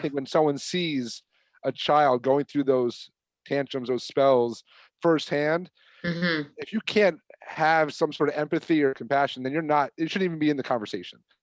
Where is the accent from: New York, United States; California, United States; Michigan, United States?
New York, United States; I'm from New York